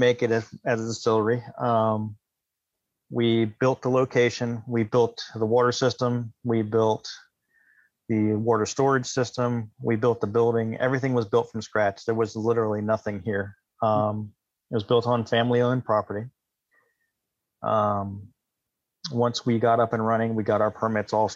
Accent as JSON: {"language": "English", "area": "Takoma Park, Maryland", "region": "West Virginia", "country": "United States", "tie": "born or raised there", "said": "I was born in Takoma Park, Maryland. I moved to West Virginia when I was in sixth grade"}